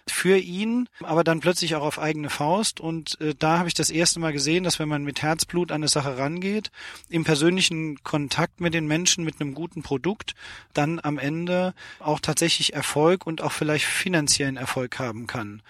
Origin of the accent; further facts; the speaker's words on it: Steinbach bei Ottweiler, Saarland, Germany; ich bin ein gebürtiger Saarländer, komme aus einem Ort namens äh, Steinbach bei Ottweiler